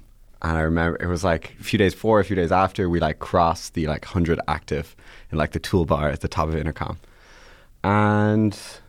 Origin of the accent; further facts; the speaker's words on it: Ireland; also born or lived in Boston, United States / London, United Kingdom / Atlanta, United States / New York, United States; now in San Francisco, United States; Yeah. So I did a whole tour around the world. I was born in Boston. I lived in London, Atlanta, London, Ireland, New York, Ireland, San Francisco. And so, but I mostly grew up in Irela